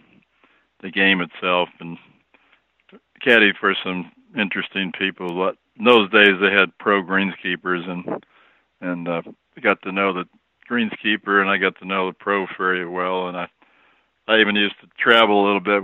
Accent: Berkshire County, western Massachusetts, United States; now in Pinehurst, United States; I was raised up in the Berkshire County area in western Massachusetts

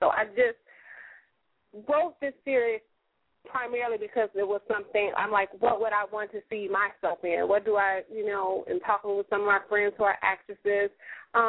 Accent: Chicago, Illinois, United States; moved away as an adult; now in Los Angeles, United States; I'm from Chicago, Illinois, Sci City. And so I moved to L.A. In 2008, so I'm out here now

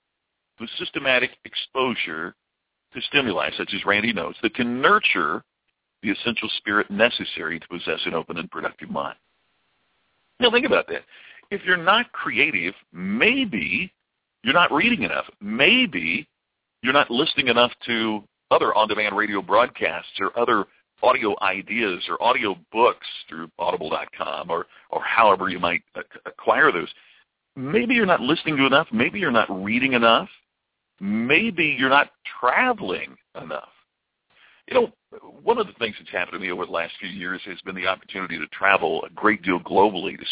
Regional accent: Louisville, Kentucky, United States; I grew up in the Louisville area

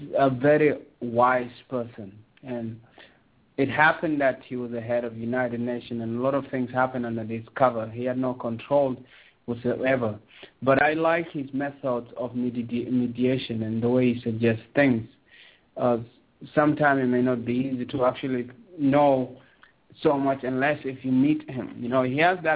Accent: South Sudan; also born or lived in Sudan; now in Toronto, Canada; I'm from Kush, you know, I'm from where the civilization begins

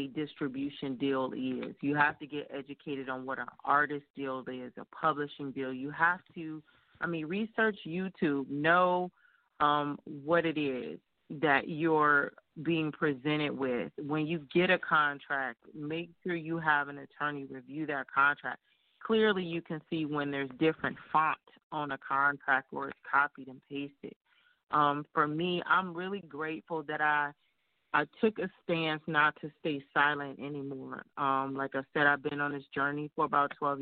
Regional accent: Detroit, Michigan, United States; my hometown Detroit

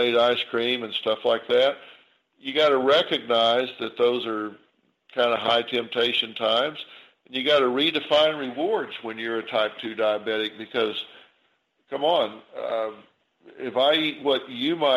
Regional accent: the South, United States; I grew up in the South

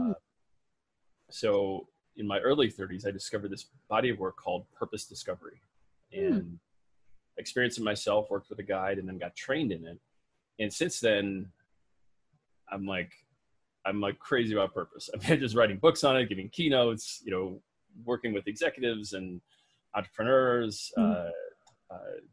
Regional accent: Midwest, United States; I was raised in the Midwest

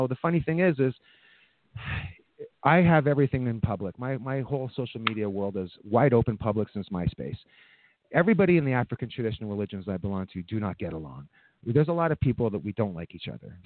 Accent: Scotland, United Kingdom; now in Canada; I was born in Scotland. I have a very big, very big, rich love for my culture.

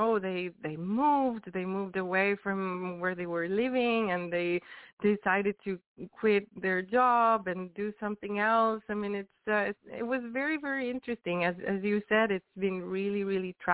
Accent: Venice, Veneto, Italy; moved away as an adult; also born or lived in Barcelona, Spain; I started, you know, doing music since I was very, very young back in Italy. I'm Italian, I'm from Venice

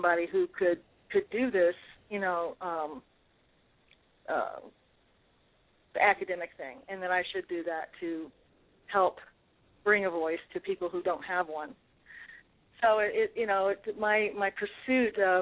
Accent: New Orleans, Louisiana, United States; I grew up in New Orleans

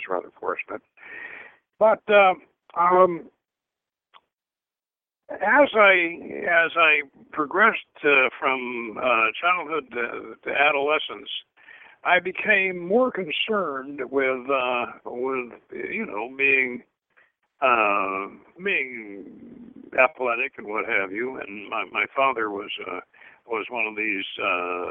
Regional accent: St. Petersburg, Florida, United States; also born or lived in Georgia; I grew up in St. Petersburg, Florida, which was on the Gulf of Mexico

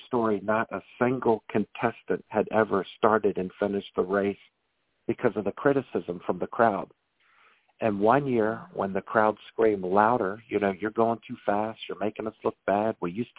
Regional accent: Maryland, United States; I'm from Maryland like you, and we're known for our Maryland blue crabs.

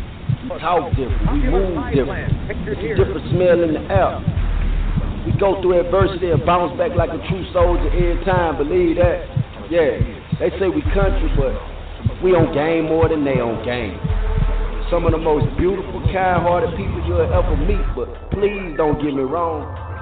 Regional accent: Louisiana, United States; You know what? I'm proud to say I'm from Louisiana. Ain't no other place like this in the whole world, you heard me?

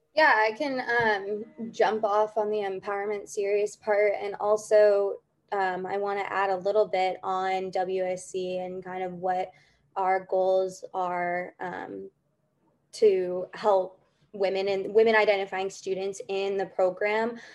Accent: California, United States; moved away as an adult; also born or lived in Ithaca, New York; now in New York, United States; I grew up in California

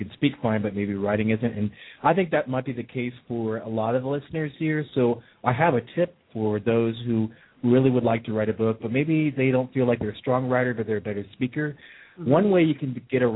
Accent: Hillsboro, Oregon, United States; moved away; I grew up in Hillsborough, Oregon

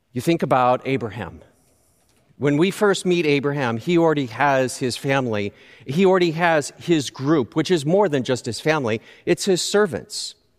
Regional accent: Southern California, United States; I grew up in Southern California

